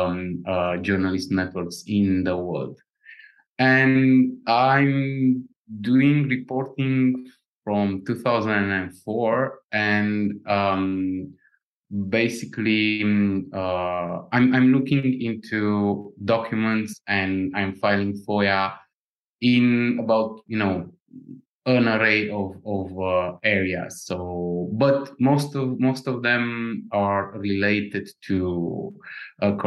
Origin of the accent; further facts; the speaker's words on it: Romania; from Romania. I'm an investigative reporter with context.ro